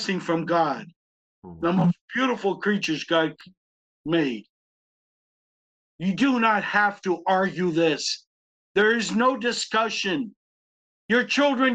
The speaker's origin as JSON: {"language": "English", "town": "Tallahassee", "region": "Florida", "country": "United States", "said": "I'm a boy from Tallahassee, Florida"}